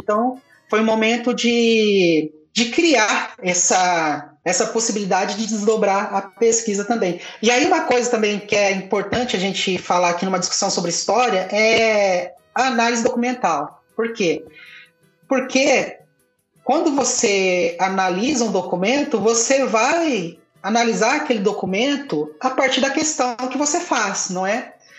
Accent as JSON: {"language": "Portuguese", "area": "Ribeirão Preto region", "region": "interior of São Paulo", "country": "Brazil", "moved": "as an adult", "lives_now": "Minas Gerais, Brazil", "said": "eu sou do interior de São Paulo, ali, da região de Ribeirão Preto, mas mesmo assim, sendo paulista"}